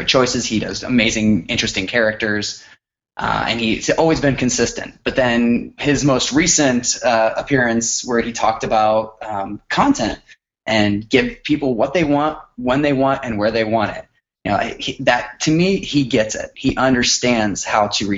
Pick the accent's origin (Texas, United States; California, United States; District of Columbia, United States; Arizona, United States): Texas, United States; Austin; I was from Austin